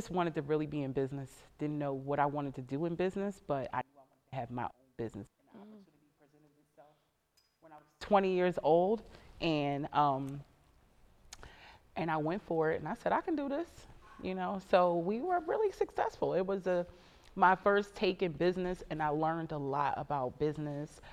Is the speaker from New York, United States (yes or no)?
no; Philadelphia, Pennsylvania, United States; Born and raised in Philadelphia, educated in Philadelphia schools, went to Temple. I'm just a native Philadelphian.